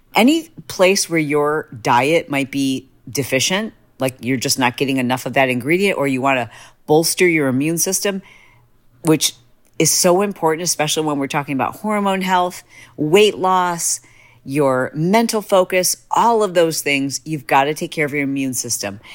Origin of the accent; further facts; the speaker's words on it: Michigan, United States; I'm from Michigan